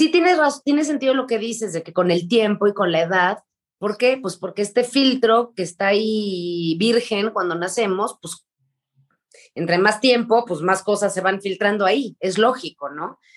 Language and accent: Spanish; Argentina; Yo soy argentina.